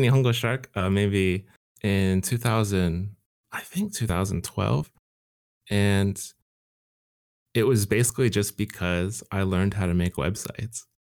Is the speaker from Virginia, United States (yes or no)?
no; Southern California, United States; I'm from Southern California